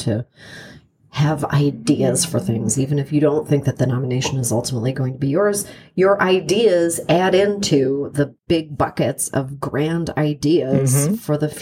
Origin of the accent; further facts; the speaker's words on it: Canada; moved away; I'm from Canada